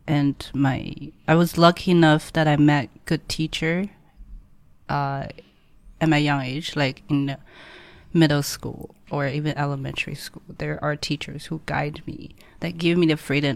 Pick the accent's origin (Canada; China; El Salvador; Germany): China; Hangzhou, Zhejiang; English is a second language; moved away as an adult; now in Shanghai, China; I born and grew up in Hangzhou.